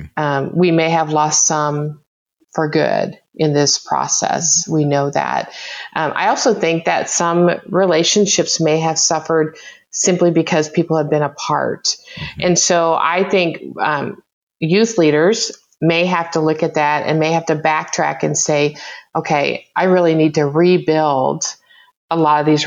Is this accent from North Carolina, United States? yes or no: no; Oklahoma, United States; I grew up in Oklahoma